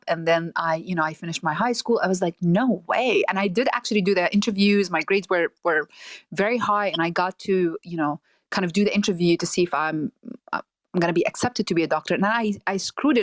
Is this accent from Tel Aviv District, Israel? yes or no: no; Nazareth, Northern District, Israel; now in San Francisco, United States; I'm Palestinian. I was born and raised in Nazareth.